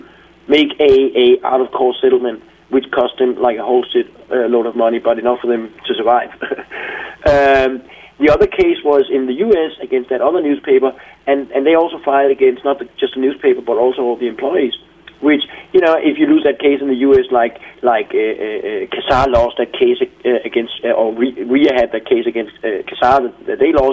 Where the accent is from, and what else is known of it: Denmark